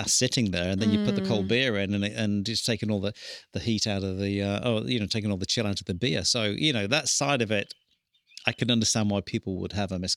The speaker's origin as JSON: {"language": "English", "country": "United Kingdom", "tie": "born or raised there", "moved": "as an adult", "lives_now": "New Zealand", "said": "I'll never bag the UK because that's where I grew up"}